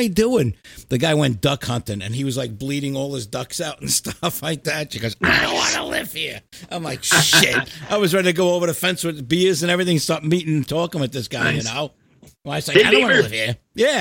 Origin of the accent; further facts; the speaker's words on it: New York, United States; moved away; also born or lived in New Jersey; I'm a New Yorker, you know, lived in New York, New Jersey, all that shit my whole life